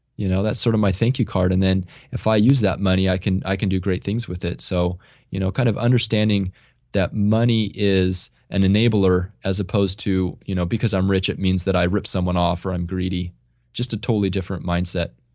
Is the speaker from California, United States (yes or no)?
yes; Central California, United States; the area where I grew up here in Central California is, it's very agrarian-based